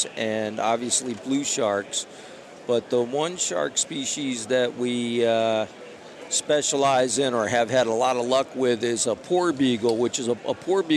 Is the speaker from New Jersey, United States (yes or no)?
yes; Tuckerton, New Jersey, United States; moved away as an adult; also born or lived in New England; I grew up in South Jersey in Tuckerton, on the coast shooting black ducks and pintails and mallards. I moved to New England in 86